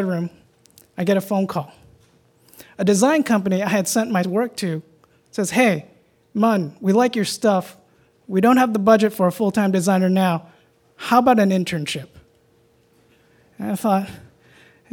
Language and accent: English; New York, United States; Growing up in Chinatown, New York